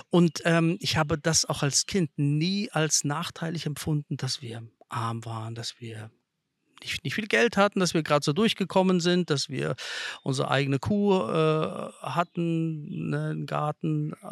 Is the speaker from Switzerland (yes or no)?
no; Lithuania; German is a second language; also born or lived in Kazakhstan; geboren bin ich in Kasachstan und ähm, dort äh, habe ich gelebt, bis ich drei Jahre alt war.